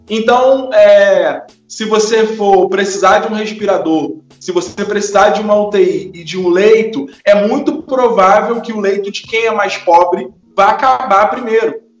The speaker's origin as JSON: {"language": "Portuguese", "country": "Brazil", "tie": "born or raised there", "said": "Eu nasci no Mutuapira"}